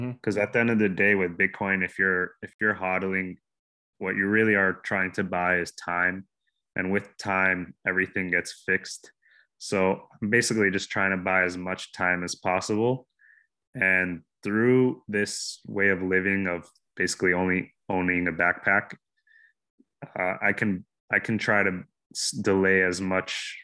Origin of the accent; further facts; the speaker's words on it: Miami, Florida, United States; My home base is pretty much Miami, where I'm born and raised